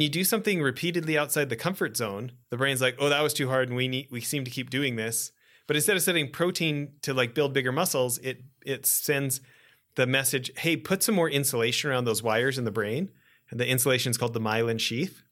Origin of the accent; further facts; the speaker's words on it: Western Canada, Canada; also born or lived in Edmonton; you and I grew up in Western Canada and, you know, I was living in Edmonton during the Gretzky years